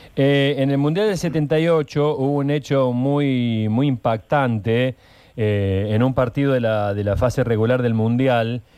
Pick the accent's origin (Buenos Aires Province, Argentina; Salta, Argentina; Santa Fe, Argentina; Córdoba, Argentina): Córdoba, Argentina; somos todos de Alta Córdoba, somos todos hinchas de instituto